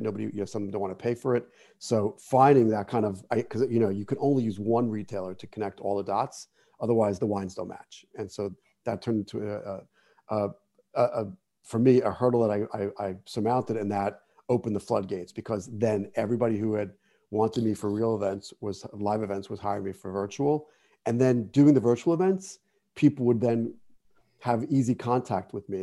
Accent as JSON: {"language": "English", "town": "Jersey City", "region": "New Jersey", "country": "United States", "tie": "born or raised there", "said": "I grew up in Jersey City"}